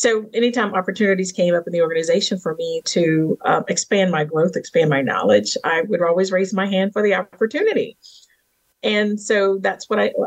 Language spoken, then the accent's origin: English; Virginia, United States; born and raised in the South in Virginia and raised on a farm